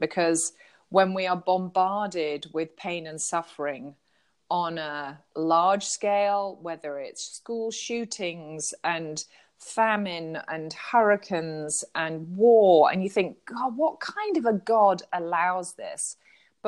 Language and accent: English; United Kingdom; I'm a Brit.